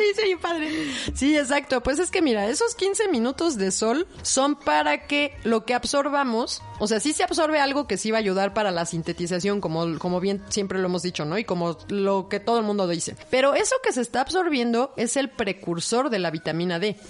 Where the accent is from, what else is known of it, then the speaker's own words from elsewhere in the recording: Mexico; piel oscura también somos mexicanos, somos morenos